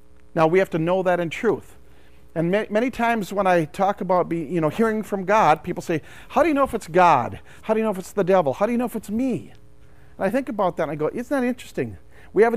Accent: St. Cloud, Minnesota, United States; I'm from St. Cloud

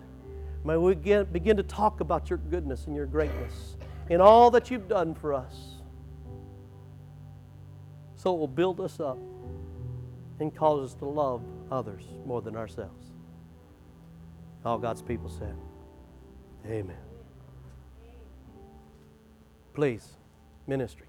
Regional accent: Wichita Falls, Texas, United States; I'm from Wichita Falls, Texas, but my mom was from Minnesota

